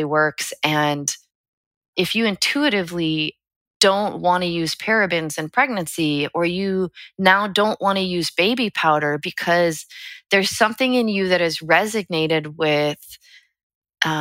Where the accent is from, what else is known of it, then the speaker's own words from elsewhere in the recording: United States; We as an American people, it's woven into our DNA to question.